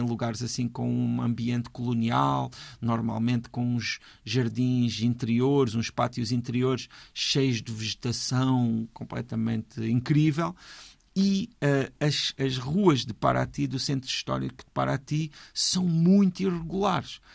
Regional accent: Portugal; para nós, que somos portugueses

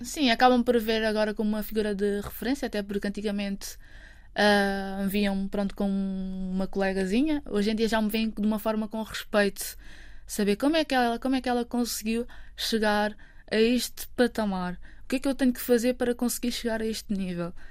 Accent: Amadora, Lisbon, Portugal; eu cresci na Amadora, num bairro social

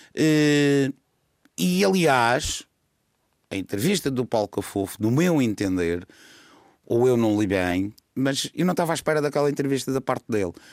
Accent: Madeira, Portugal; eu sou madeirense

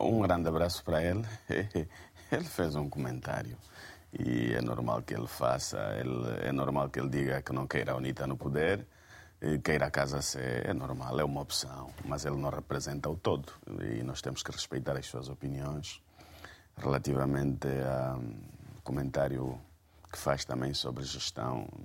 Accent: Angola; enquanto angolanos

